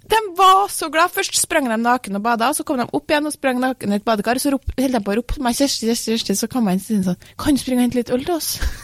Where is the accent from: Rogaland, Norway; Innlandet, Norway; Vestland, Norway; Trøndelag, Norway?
Trøndelag, Norway; Jeg er jo trønder